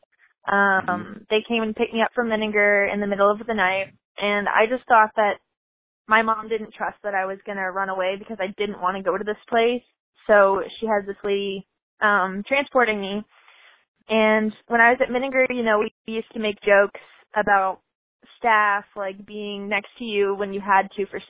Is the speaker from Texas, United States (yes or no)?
yes; Texas, United States; I'm from Texas